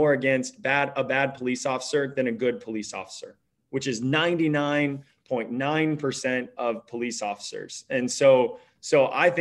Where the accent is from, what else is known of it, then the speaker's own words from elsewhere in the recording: Petersburg, Illinois, United States; moved away as an adult; I came back right after Stanford Business School to live in my hometown of Petersburg, Illinois, 6 years ago.